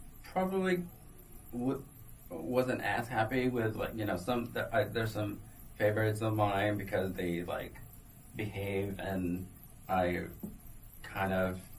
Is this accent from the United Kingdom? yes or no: no; Guatemala; now in New York, United States; I'm from Guatemala, and you know, we drink coffee all the time